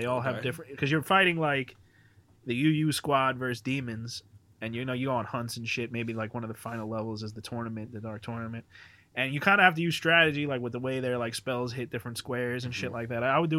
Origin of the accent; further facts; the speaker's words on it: United States; I'm from America